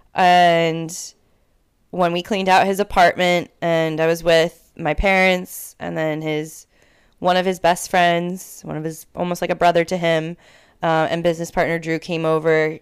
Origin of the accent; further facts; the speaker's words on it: Connecticut, United States; now in Washington, D.C., United States; I'm from Connecticut, but I'm in D C.